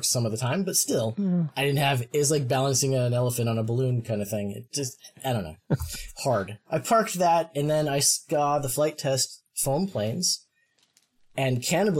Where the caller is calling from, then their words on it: Portland, Oregon, United States; Oh, I am in near enough to Portland, Oregon. Just other side of the country from you guys, really.